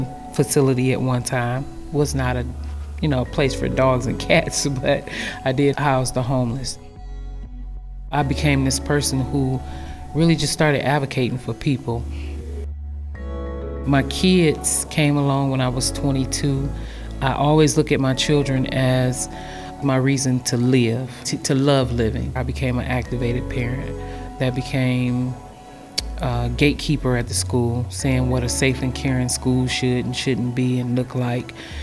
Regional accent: Highland Park, Michigan, United States; also born or lived in Detroit; I was born in Detroit but raised in Highland Park, which is a little pocket in the middle of Detroit

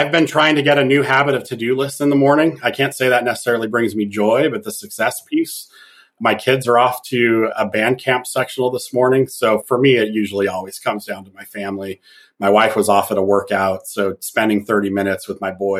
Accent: San Diego, California, United States; moved away; also born or lived in Michigan; I'm a San Diego native

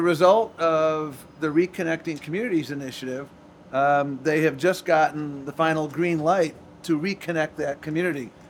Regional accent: Buffalo, New York, United States; moved away; I grew up in Buffalo, New York

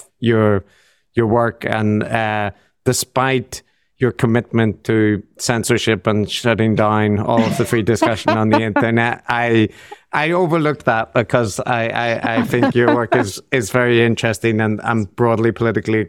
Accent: Northern Ireland, United Kingdom; now in Japan; I'm in Japan. I'm from Northern Ireland.

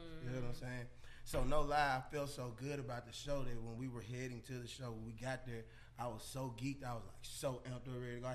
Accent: Jackson, Mississippi, United States; moved away as an adult; now in Atlanta, United States; I'm from Jackson, Mississippi, born and raised. I've been living in Atlanta for the past like 8 years now

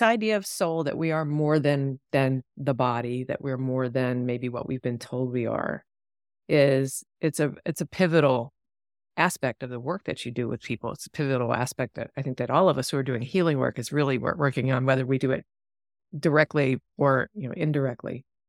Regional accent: East Coast, United States; moved away; I grew up on the East Coast, and it's, you know, overpopulated and highways

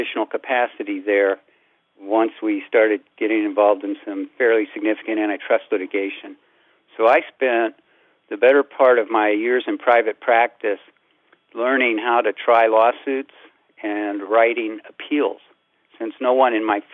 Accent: Central Illinois, United States; growing up in Central Illinois

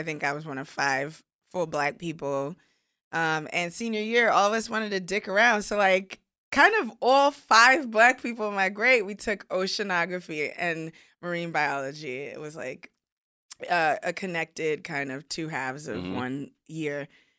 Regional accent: Nigeria; He's Nigerian. I'm Nigerian. Like, we good.

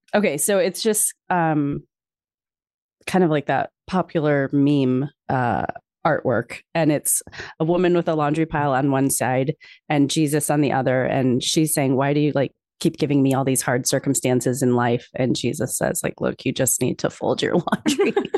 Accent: Chicago, Illinois, United States; growing up in Chicago

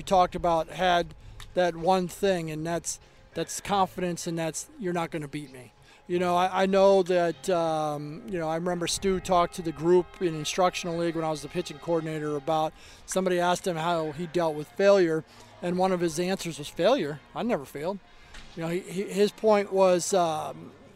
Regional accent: Arizona, United States; moved away; I grew up in Arizona, Scottsdale Community College

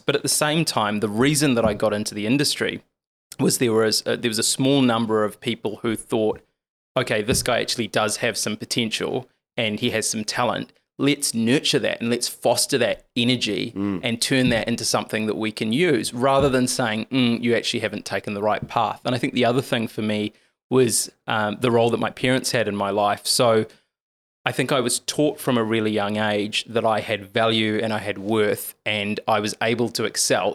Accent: Lower Hutt, Wellington, New Zealand; I was born and raised in Lower Hutt

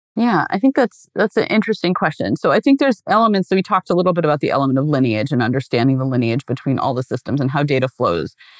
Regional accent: Pacific Northwest, United States; I grew up in the Pacific Northwest

